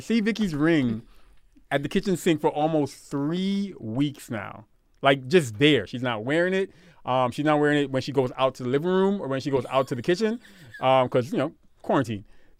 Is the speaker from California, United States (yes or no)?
no; Brooklyn, New York, United States; I'm from Brooklyn.